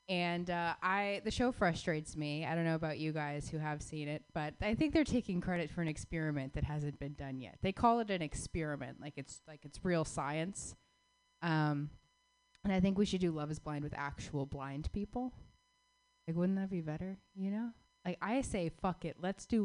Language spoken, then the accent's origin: English; Phoenix, Arizona, United States; I actually grew up in Phoenix, Arizona.